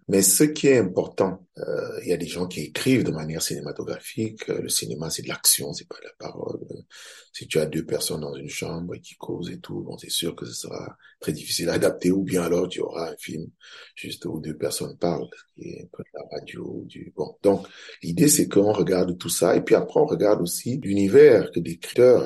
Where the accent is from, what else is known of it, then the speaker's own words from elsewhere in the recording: Cameroon; Je suis camerounais, je suis réalisateur